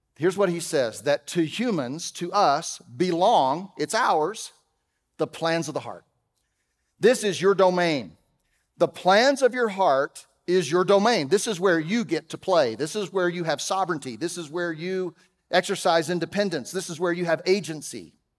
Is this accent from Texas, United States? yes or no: yes; Texas, United States; I'm from Texas